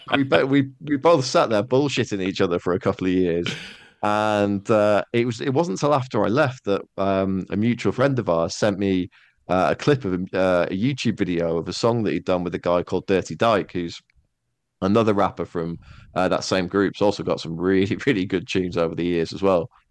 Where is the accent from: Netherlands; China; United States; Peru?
Netherlands; moved away as an adult; also born or lived in Manchester, United Kingdom; I did most of my growing up in Holland. Like, I was there for nine, nine and a half years